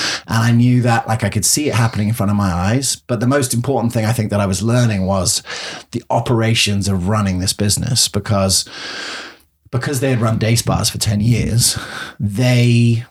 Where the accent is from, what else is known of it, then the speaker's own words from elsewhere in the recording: England, United Kingdom; moved away as an adult; also born or lived in Colorado / London; now in Gainesville, United States; it was fun being the English guy